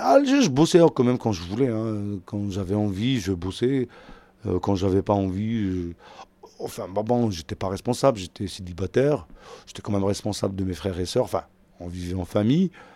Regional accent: Algiers, Algiers Province, Algeria; moved away as an adult; now in Paris, France; je viens d'Algérie, je suis né en Algérie, à Alger, j'ai grandi à Alger, et à 38 ans, j'ai pris ma grosse valise et je me suis installé à Paris.

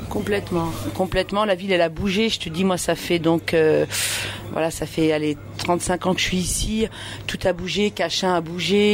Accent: Romainville, Île-de-France, France; also born or lived in Algeria; je suis romain-villoise depuis. Euh, j'ai 41 ans, je suis née en Algérie, mhm. je suis arrivée, j'avais 3 ans.

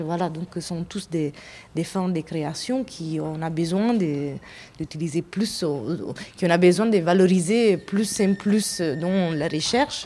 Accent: Italy; French is a second language; also born or lived in England; now in France; je suis italienne d'origine

